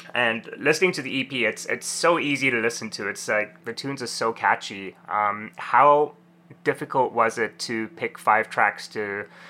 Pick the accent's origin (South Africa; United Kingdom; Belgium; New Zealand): South Africa; oh, we're from South Africa.